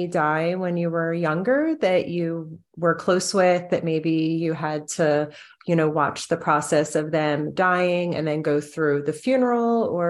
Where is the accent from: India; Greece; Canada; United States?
United States; New Jersey; being from New Jersey, I don't really know that much about like the Southern Baptist religion. I mean, I grew up very Catholic.